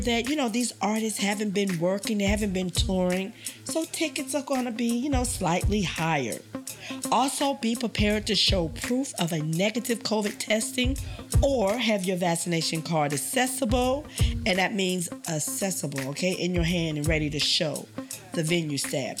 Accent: Washington, District of Columbia, United States; we both are native Washingtonians

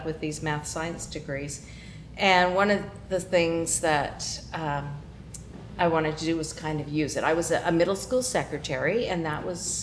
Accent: Canada; moved away as an adult; now in California, United States; growing up in Canada

